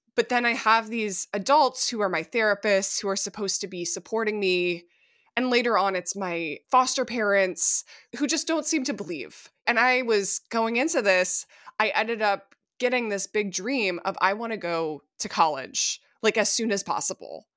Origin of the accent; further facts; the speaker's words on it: Minnesota, United States; my home state of Minnesota